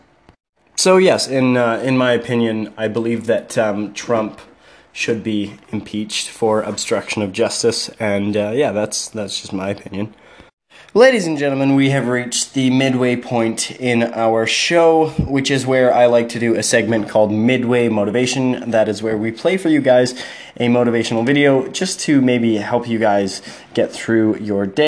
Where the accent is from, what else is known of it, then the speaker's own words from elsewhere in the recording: Canada; I'm a Canadian citizen